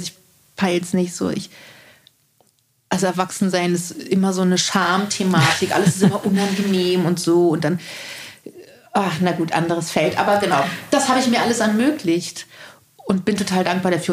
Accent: Berlin, Germany; also born or lived in East Germany (GDR); ich bin in Tempelhof groß geworden

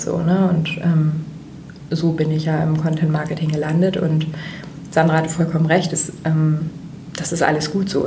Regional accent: Jever, Lower Saxony, Germany; moved away as an adult; also born or lived in Kiel / Barcelona; now in Hamburg, Germany; geboren in Kiel an der Ostsee, ähm, aufgewachsen in Friesland bei Jever da wo das Bier herkommt.

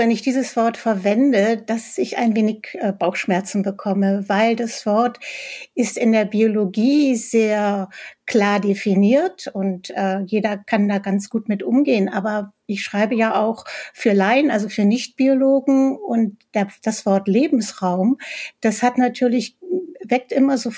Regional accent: Berlin, Germany; selbst ich komme ja aus Berlin, also selbst hier im Grunewald äh, finde ich äh, vier, fünf verschiedene Spechtarten.

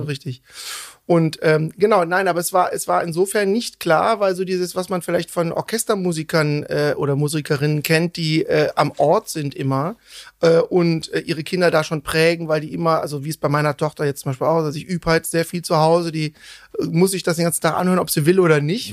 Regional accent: Cologne, North Rhine-Westphalia, Germany; also born or lived in Bonn; ich bin, bin äh, in Köln seit meinem dritten Lebensjahr aufgewachsen

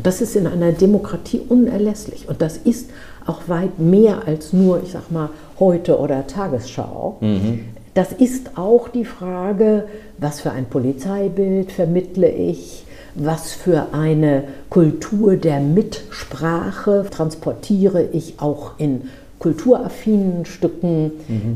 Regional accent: Lübeck, Schleswig-Holstein, Germany; in meiner Heimatstadt

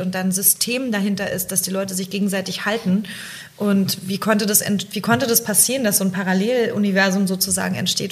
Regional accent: East Germany, Germany; moved away; ich komme aus dem Osten übrigens

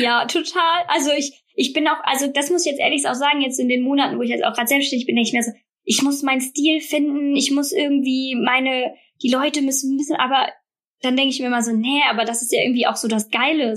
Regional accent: Bornheim, North Rhine-Westphalia, Germany; now in Münster, Germany; Bin aber gebürtige Rheinländerin, also ähm, bin hier aufgewachsen in schönen Bornheim, in der Nähe von Bonn

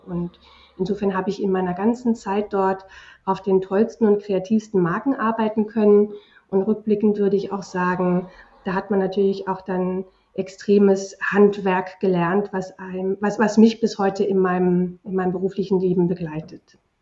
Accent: Germany; also born or lived in England; sind wir ja in Deutschland

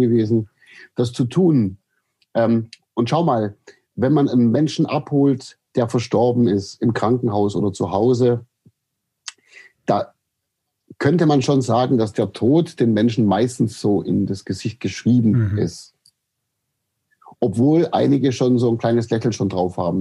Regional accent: Aidlingen, Baden-Württemberg, Germany; aufgewachsen bin ich äh, im Landkreis Böbling in der, im, man sagt, da gibt es so eine Gegend, die heißt Heckengäu und das ist die Perle des Heckengäus, wie die Ortschaft sich selber nennt. Und äh, das ist der Ort Eidlingen

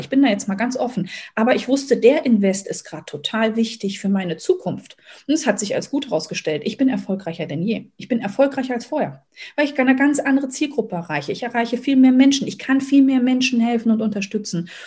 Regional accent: Berlin, Germany; also born or lived in near Rostock; now in Rostock, Germany; Ich wohne momentan in der Nähe von Rostock, bin gebürtige Berlinerin

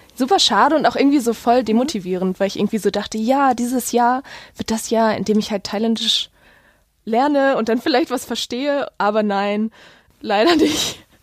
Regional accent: Essen, North Rhine-Westphalia, Germany; in meiner Stadt, wo ich aufgewachsen bin, in Essen

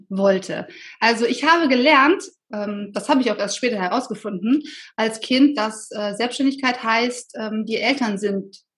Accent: Solingen, North Rhine-Westphalia, Germany; Ich bin äh, tatsächlich ja sehr behütet aufgewachsen. Ähm, ich komme aus Solingen

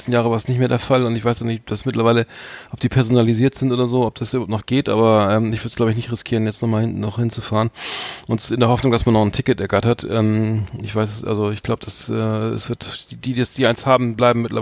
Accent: Wales, United Kingdom; German is a second language; Ich komme aus Wales.

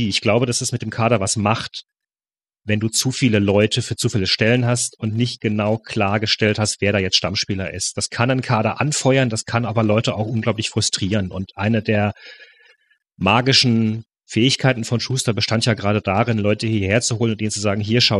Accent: Freiburg, Baden-Württemberg, Germany; aber ich kenne Höhen natürlich als Freiburger

